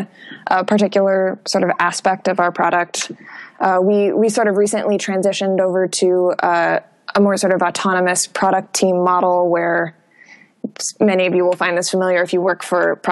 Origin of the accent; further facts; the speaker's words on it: Minneapolis, Minnesota, United States; moved away as an adult; now in Portland, United States; I was born and raised in Minneapolis